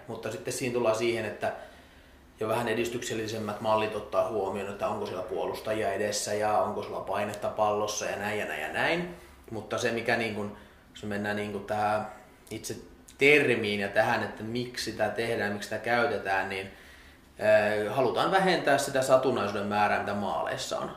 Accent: Salo, Southwest Finland, Finland; kotikaupunkini joukkueessa Salpassa

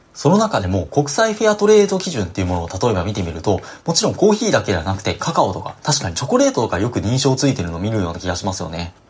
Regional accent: Osaka, Japan; 僕自身も正直大阪出身で

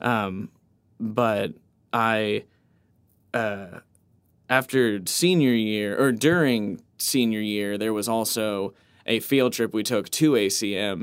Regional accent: Tulsa, Oklahoma, United States; I was born in Tulsa, Oklahoma

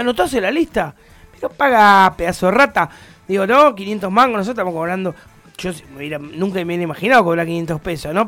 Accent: La Plata, Buenos Aires Province, Argentina; Somos muy locales, somos muy banda platense

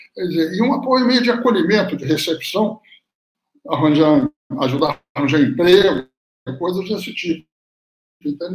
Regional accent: Brazil; moved away as an adult; also born or lived in Cuba / Chile

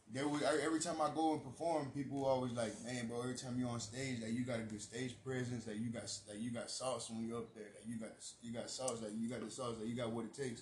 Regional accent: San Antonio, Texas, United States; I'm from the East Side, bro. I grew up, born and raised in the East Side. I've lived, I lived like many places, bro, in San Antonio, bro, all around.

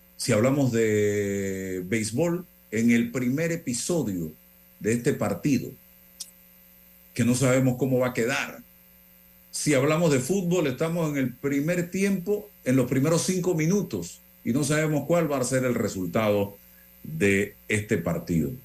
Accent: Panama; yo soy panameño, amo mi país

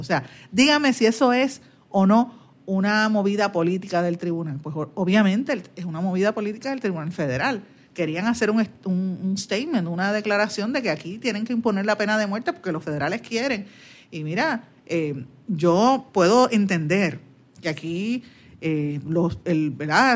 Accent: Puerto Rico; somos nosotros puertorriqueños y en lo que nosotros creemos

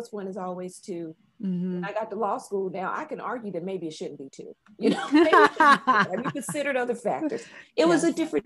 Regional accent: Chattanooga, Tennessee, United States; moved away as an adult; also born or lived in Memphis, United States / Indianapolis, United States / London, United Kingdom; now in Taiwan; I'm from Chattanooga, Tennessee

